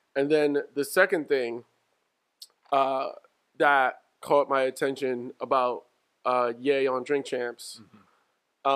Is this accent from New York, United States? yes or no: yes; New York, United States; growing up in New York